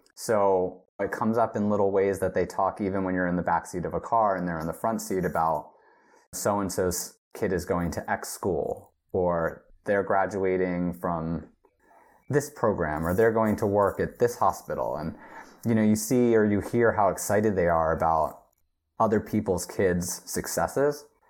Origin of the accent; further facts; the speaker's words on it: right outside Philadelphia, Pennsylvania, United States; moved away as an adult; also born or lived in Los Angeles; now in South Korea; I grew up right outside Philadelphia